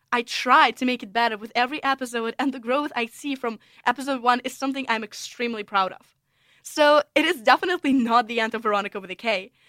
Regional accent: Russia; English is a second language; moved away as an adult; also born or lived in United States; now in St Andrews, United Kingdom; I'm originally from Russia.

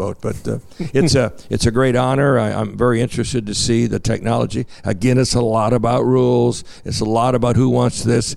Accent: United States; as an American

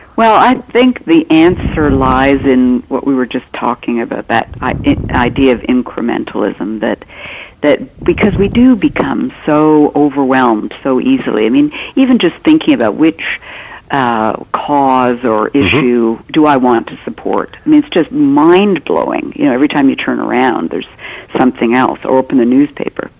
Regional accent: Canada; I'm Canadian

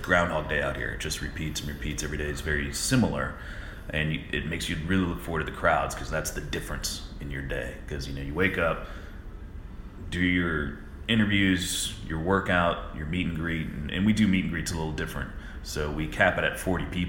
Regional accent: Florida, United States; I'm from Florida

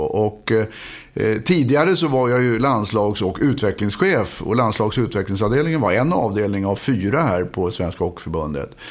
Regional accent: Stockholm, Stockholm County, Sweden; born or raised there

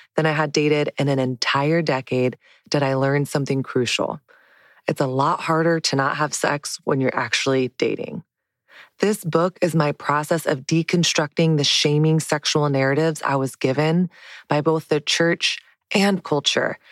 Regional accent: the South, Southern United States, United States; moved away as an adult; now in New York City, United States; growing up in Southern evangelical Christian culture

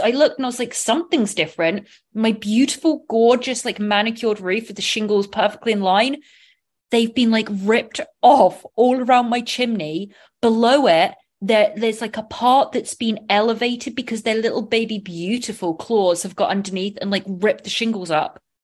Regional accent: England, United Kingdom; I'm from England

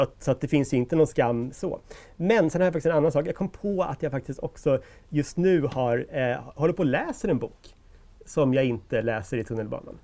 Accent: Sweden; vi svenskar

